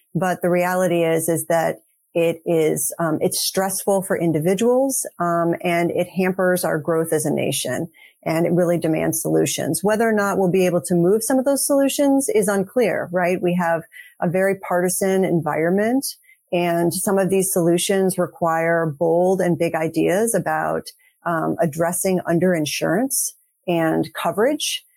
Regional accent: St. Louis, Missouri, United States; moved away as an adult; also born or lived in Texas; now in Boston, United States; I actually grew up in St. Louis. So we're actually both from the Midwest, but I'm now actually based in Boston, Massachusetts.

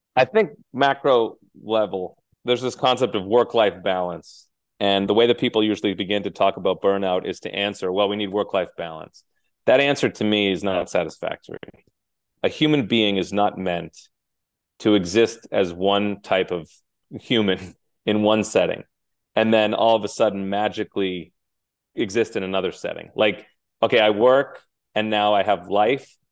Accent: Cape Cod, Massachusetts, United States; I was raised in Cape Cod, Massachusetts

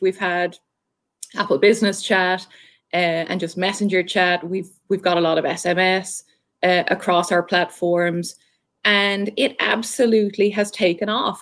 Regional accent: Ireland; accent: Irish; moved away as an adult; now in Southwest Florida, United States; I'm Irish, um, so hopefully I still have the accent fairly decently.

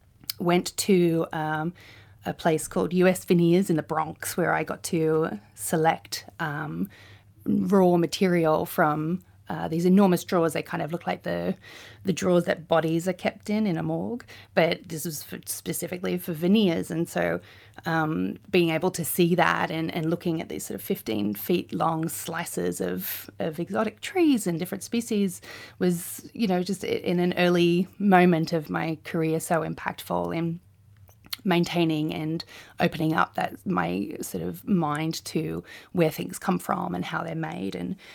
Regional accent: New Zealand; born there; also born or lived in Australia; I was born in New Zealand, but spent about 5 years living in that country.

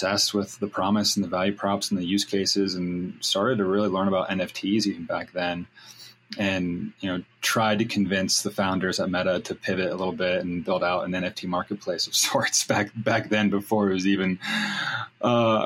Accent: North Carolina, United States; also born or lived in California; I grew up in California and then was raised in North Carolina. So I'm a bi-coastal kid

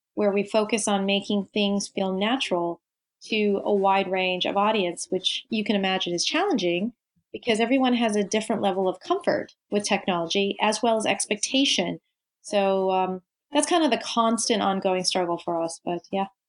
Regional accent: Tokyo, Japan; moved away; I grew up in in Tokyo. So as uh, a Japanese teenager

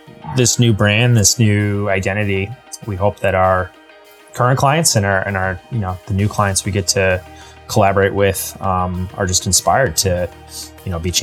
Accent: Rowe, Massachusetts, United States; I grew up in Western Massachusetts, about 3 hours west of Boston, in a little town called Roe

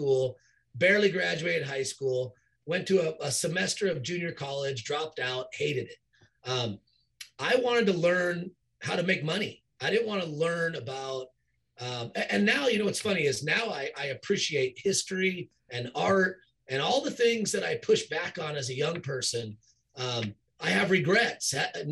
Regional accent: Southern California, United States; Growing up and living in Southern California

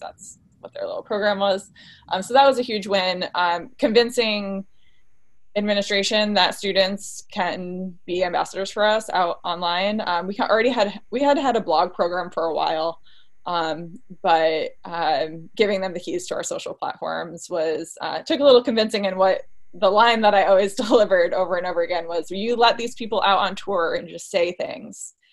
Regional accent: Saratoga Springs, New York, United States; I grew up where I am right now in Saratoga Springs, New York.

